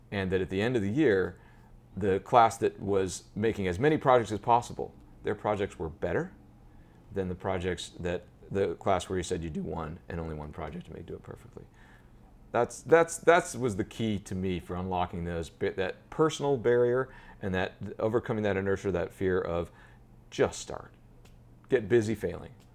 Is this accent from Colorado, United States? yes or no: yes; Colorado, United States; moved away as an adult; now in Manhattan, United States; I grew up in Colorado